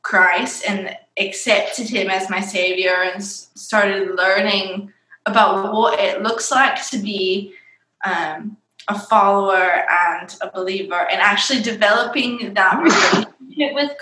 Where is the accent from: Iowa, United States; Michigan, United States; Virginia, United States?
Michigan, United States; I was raised in a different state called Michigan